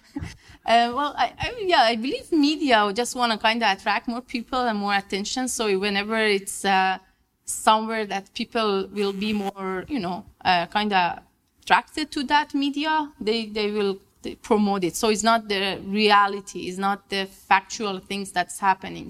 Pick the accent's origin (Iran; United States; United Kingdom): Iran; moved away as an adult; also born or lived in Vienna, Austria / Quebec, Canada; I'm from Iran. I did my master and um, bachelor in Iran.